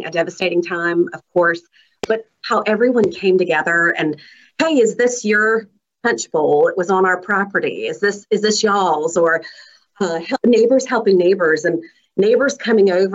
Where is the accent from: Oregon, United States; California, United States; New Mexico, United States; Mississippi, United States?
Mississippi, United States; Bay St. Louis; growing up in Bay St. Louis